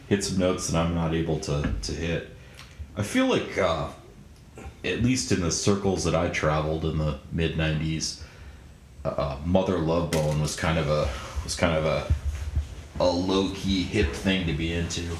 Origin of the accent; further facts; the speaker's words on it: Minneapolis suburbs, Minnesota, United States; I grew up in the Minneapolis suburbs